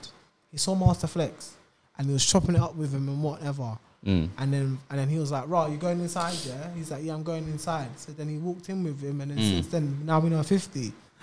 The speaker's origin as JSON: {"language": "English", "country": "United Kingdom", "said": "Nah, I'm a British man."}